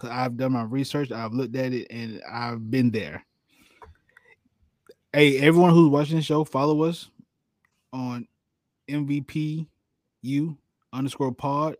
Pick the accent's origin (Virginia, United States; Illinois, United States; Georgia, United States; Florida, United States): Georgia, United States; Albany; My hometown, they shared Hugh Mills Stadium with all the high schools